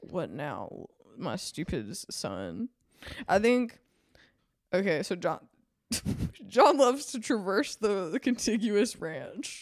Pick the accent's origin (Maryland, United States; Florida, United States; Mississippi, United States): Mississippi, United States; now in California, United States; I'm from Mississippi